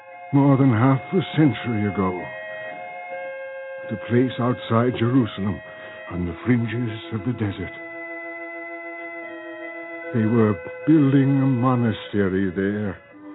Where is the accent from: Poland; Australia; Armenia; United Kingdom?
Armenia